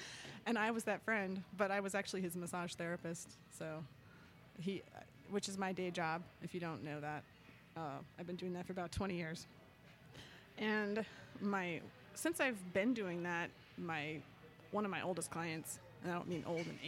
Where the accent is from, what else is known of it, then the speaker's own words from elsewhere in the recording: Utah, United States; born and raised in Utah, raised in the predominant religion, which is the Church of Jesus Christ of Latter-day Saints, also known as the Mormons